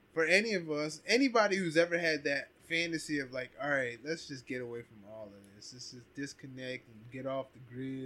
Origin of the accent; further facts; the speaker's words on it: Ephrata, Pennsylvania, United States; growing up in Ephrata